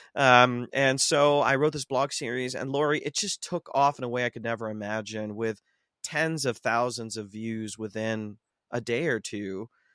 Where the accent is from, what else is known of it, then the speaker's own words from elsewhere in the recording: Ohio, United States; I grew up in Ohio. I'm a heartland boy, um, born and raised.